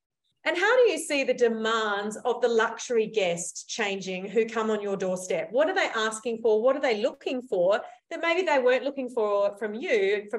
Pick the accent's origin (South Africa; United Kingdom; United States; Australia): Australia; I come from Australia, I'm Australian.